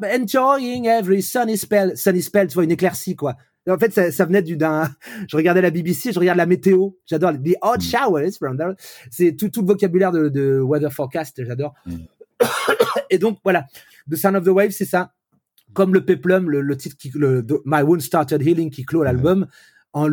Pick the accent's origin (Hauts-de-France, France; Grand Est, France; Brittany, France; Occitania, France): Brittany, France; Vannes; j'ai grandi dans cette France-là des années 80 où voilà à Vannes